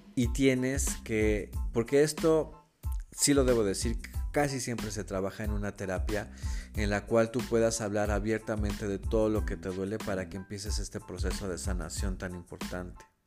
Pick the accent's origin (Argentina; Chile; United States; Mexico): Mexico; Mexico City; yo nací y crecí en la Ciudad de México